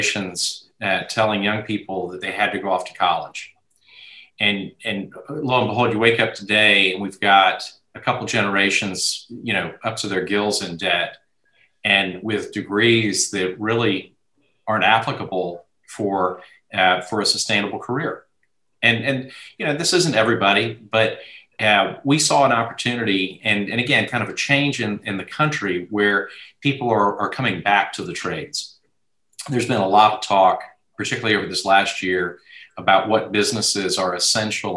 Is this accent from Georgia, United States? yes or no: yes; Atlanta, Georgia, United States; moved away as an adult; now in Dallas, United States; I grew up in Atlanta.